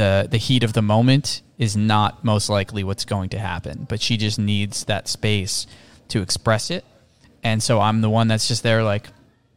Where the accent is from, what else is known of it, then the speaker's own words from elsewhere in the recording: Toms River, New Jersey, United States; also born or lived in New York City, New York; now in Doylestown, United States; We grew up in Toms River, New Jersey.